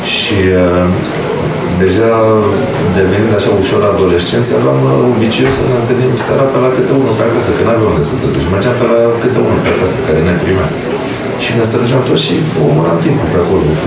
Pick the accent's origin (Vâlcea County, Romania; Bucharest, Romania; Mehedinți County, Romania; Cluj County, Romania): Bucharest, Romania; noi suntem din Sărăgean